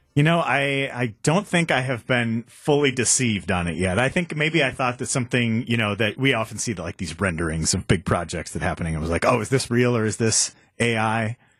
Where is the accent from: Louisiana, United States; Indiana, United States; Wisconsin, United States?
Wisconsin, United States; Waukesha County; I'm from Waukesha County